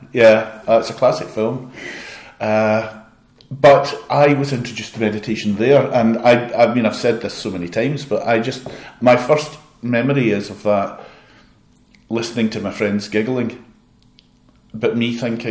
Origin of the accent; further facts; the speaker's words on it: Glasgow, Scotland, United Kingdom; I love Glasgow. I'm from Glasgow.